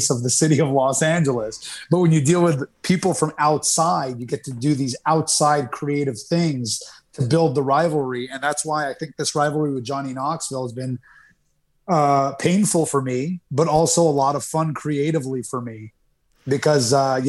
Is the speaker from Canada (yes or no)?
yes; Canada; where I was growing up in Canada